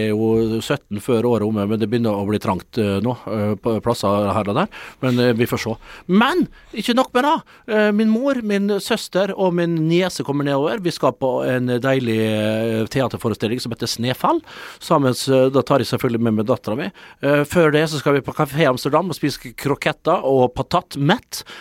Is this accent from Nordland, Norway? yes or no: yes; Sulitjelma, Nordland, Norway; Jeg kommer fra Sulitjelma. Jeg eh, har bosatt meg på Gjelleråsen, ikke så langt fra